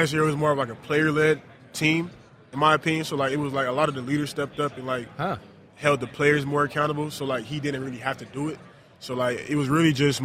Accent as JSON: {"language": "English", "region": "South Florida", "country": "United States", "tie": "born or raised there", "moved": "as an adult", "said": "growing up in South Florida"}